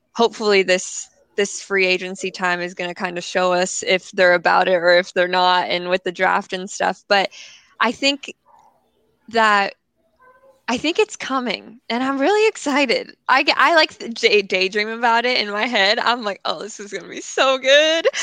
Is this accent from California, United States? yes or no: yes; California, United States; I live in Los Angeles, born and raised in California.